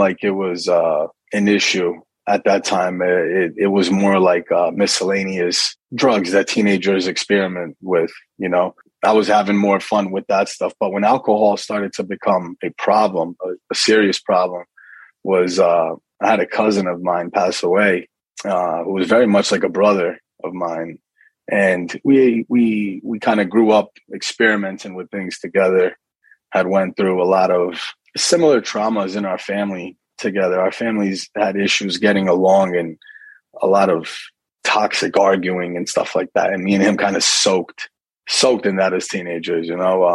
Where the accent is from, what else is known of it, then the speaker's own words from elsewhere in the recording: Kearny, New Jersey, United States; also born or lived in Livingston, New Jersey; So I was born in Livingston, New Jersey, and grew up in Kearney, New Jersey, which is, it's the town that I'm back living in now.